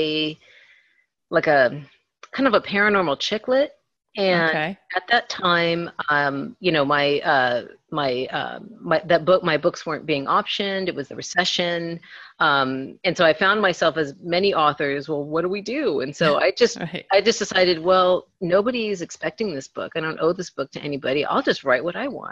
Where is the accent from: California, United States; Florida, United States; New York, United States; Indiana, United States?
California, United States; National City; That's my hometown.